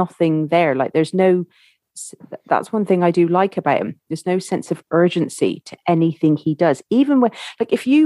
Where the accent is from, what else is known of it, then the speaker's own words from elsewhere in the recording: Ireland; when I grew up in Ireland